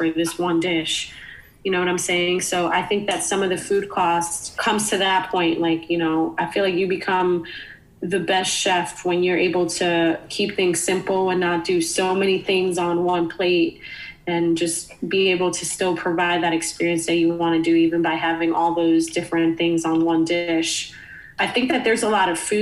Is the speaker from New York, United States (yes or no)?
yes; New York City, New York, United States; moved away as an adult; now in Philadelphia, United States; me growing up in the Bronx, I was lucky enough to have a mom who would cook a meal